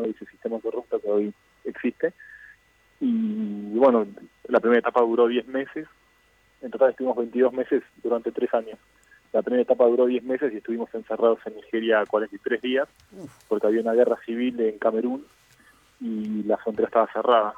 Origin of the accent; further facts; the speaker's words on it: Argentina; moved away; yo no me voy a volver a, Argentina